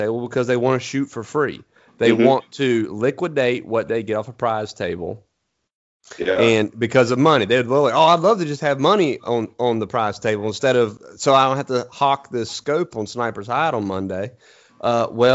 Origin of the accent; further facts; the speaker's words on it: eastern North Carolina, United States; I'm from East North Carolina. Anywhere I need to go, I can pretty much see because it's flat